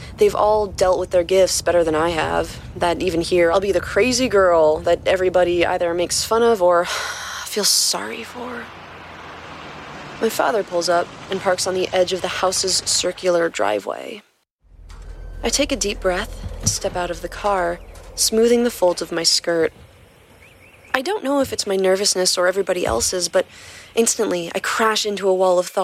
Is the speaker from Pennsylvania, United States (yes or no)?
no; near Westchester, New York, United States; I grew up near Westchester. I actually learned how to drive on the Taconic Parkway